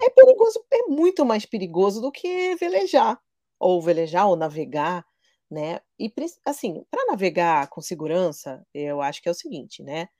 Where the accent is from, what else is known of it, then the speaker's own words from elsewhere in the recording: Rio de Janeiro, Brazil; moved away as an adult; also born or lived in São Paulo / Angra dos Reis; sou carioca, apesar de nos últimos 11 anos eu ter morado em São Paulo